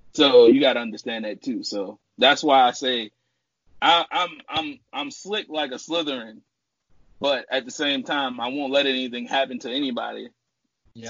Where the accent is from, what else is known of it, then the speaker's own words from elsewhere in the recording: New Orleans, Louisiana, United States; moved away as an adult; now in Texas, United States; I'm from New Orleans, Louisiana. I started in New Orleans.